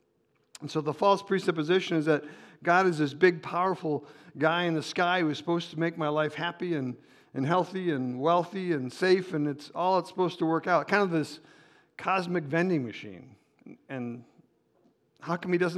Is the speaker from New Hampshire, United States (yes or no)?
no; Chicago, Illinois, United States; moved away as an adult; I'm from Chicago originally, but I was there for 30 years